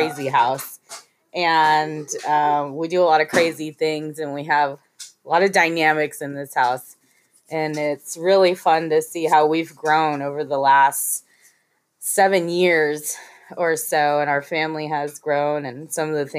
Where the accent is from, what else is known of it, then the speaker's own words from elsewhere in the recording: Central Coast, California, United States; Been on the Central Coast since junior high years